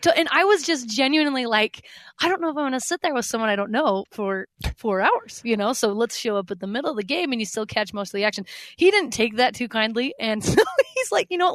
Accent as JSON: {"language": "English", "region": "Utah", "country": "United States", "tie": "born or raised there", "said": "I grew up in Utah"}